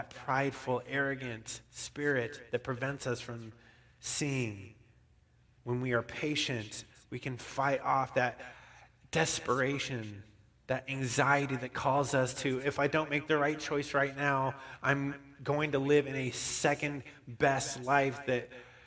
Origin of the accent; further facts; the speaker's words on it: Bishop, California, United States; also born or lived in Reno; Bishop, where I grew up